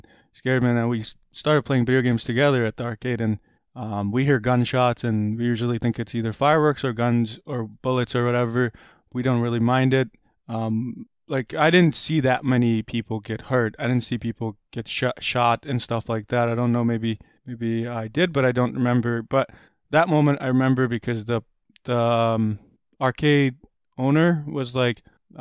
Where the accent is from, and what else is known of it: Rochester, New York, United States; born or raised there; English is a second language; also born or lived in Kabul, Afghanistan / Pakistan / Pittsford, New York